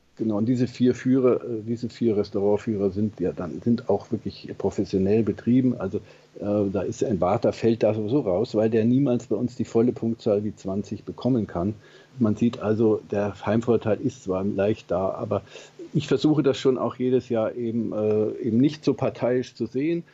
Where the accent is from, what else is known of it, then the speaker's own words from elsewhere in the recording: Germany; bei uns in Deutschland